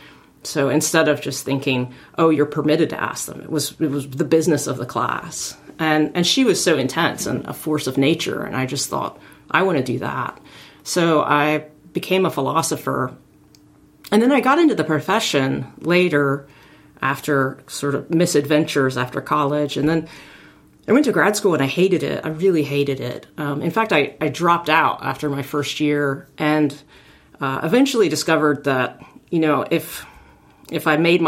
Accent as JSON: {"language": "English", "region": "Arkansas", "country": "United States", "tie": "born or raised there", "said": "I grew up in Arkansas"}